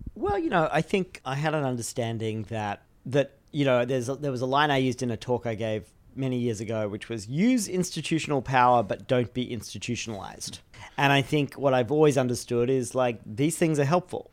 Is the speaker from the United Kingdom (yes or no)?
no; Australia; I grew up in Australia